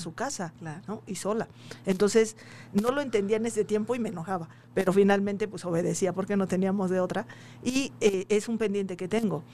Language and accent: Spanish; town near Coacalco, State of Mexico, Mexico; cercano a, la casa, al, pueblo de donde soy